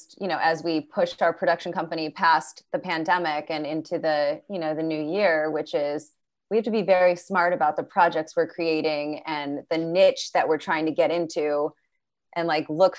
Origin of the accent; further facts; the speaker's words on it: Michigan, United States; I was from Michigan